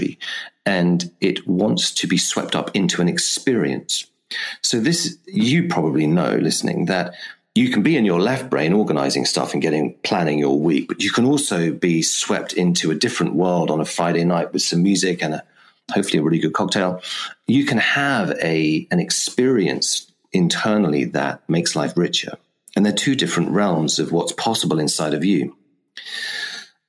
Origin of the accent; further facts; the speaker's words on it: England, United Kingdom; because I am English after all